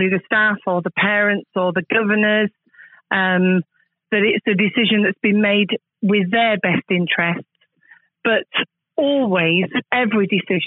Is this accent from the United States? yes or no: no; Manchester, North West England, United Kingdom; now in Plymouth, United Kingdom; I'm not Plymouthian myself. I was born and bred in Manchester, but I've actually lived in Plymouth now for longer than I have lived in Manchester